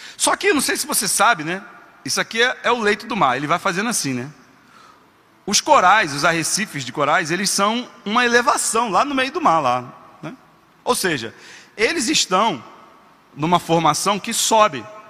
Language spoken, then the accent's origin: Portuguese; Rio de Janeiro, Brazil; E eu sou carioca, como bom carioca, sou apaixonado por praia